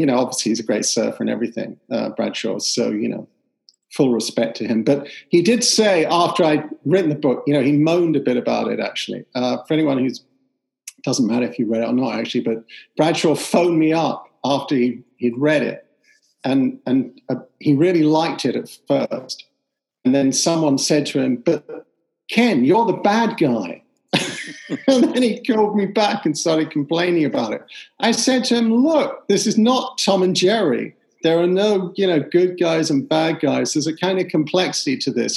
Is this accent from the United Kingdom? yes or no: yes; London, United Kingdom; when I was a kid growing up in East London